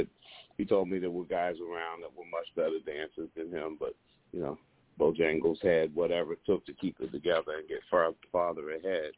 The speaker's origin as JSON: {"language": "English", "town": "New York City", "region": "New York", "country": "United States", "tie": "born or raised there", "said": "I'm from New York City"}